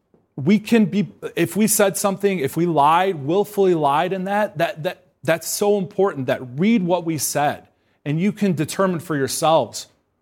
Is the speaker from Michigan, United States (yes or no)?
no; Georgia, United States; moved away; I'm from Georgia.